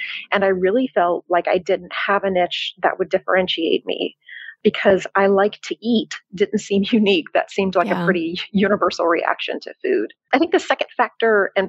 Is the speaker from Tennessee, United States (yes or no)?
yes; Tennessee, United States; moved away as an adult; also born or lived in Chicago, Illinois, United States; now in Cascais, Portugal; I'm originally from Chicago, and then I lived in Tennessee for most of my life